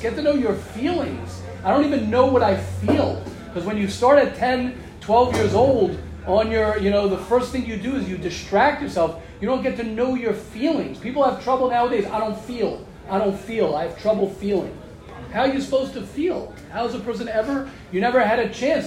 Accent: United States; moved away; I'm American

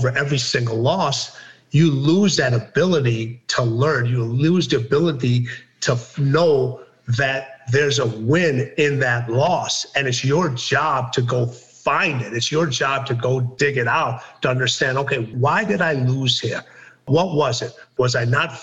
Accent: Wolverhampton, West Midlands, United Kingdom; I was born in Wolverhampton, England.

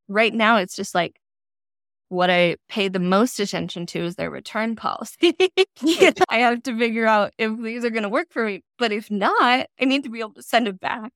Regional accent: Colorado, United States; moved away as an adult; also born or lived in California / Washington; now in Portland, United States; I was born in California and then Colorado through most of elementary and high school

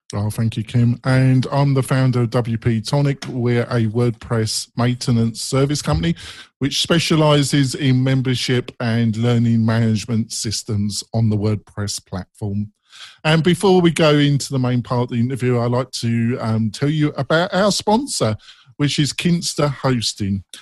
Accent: England, United Kingdom; accent: English; my English accent

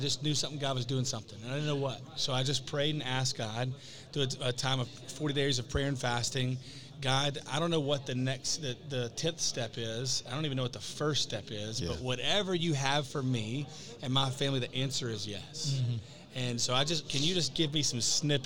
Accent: the South, United States; now in Las Vegas, United States; I grew up in the South

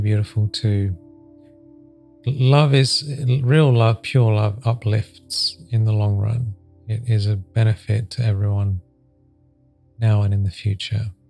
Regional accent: Sedona, Arizona, United States; I'm from Sedona

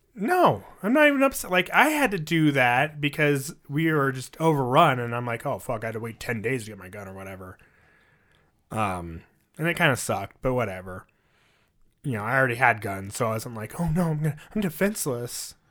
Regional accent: United States; I'm American

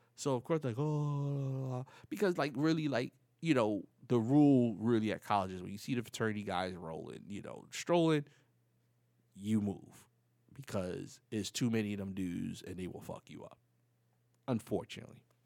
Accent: New York City, New York, United States; moved away as an adult; now in Florida, United States; I'm from the Bronx, from the projects

